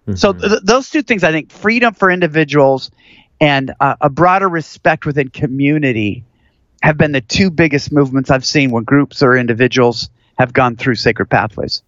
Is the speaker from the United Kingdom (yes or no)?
no; Seattle, Washington, United States; now in Houston, United States; where I grew up in Seattle